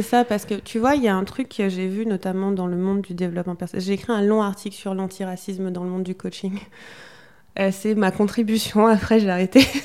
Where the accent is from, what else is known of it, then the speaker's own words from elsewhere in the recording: Guadeloupe; je suis guadeloupéenne, en Guadeloupe